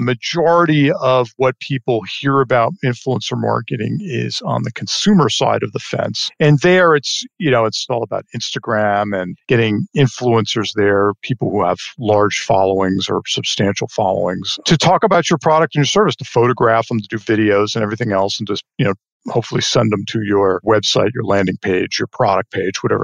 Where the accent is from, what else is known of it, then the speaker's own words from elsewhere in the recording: Port Washington, New York, United States; moved away as an adult; now in Texas, United States; I grew up in New York on Long Island, to be specific, and grew up in a nice, beautiful little town called Port Washington on the north shore of Long Island